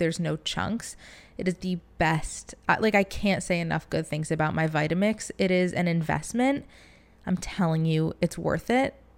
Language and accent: English; Michigan, United States; now in Florida, United States; growing up in Michigan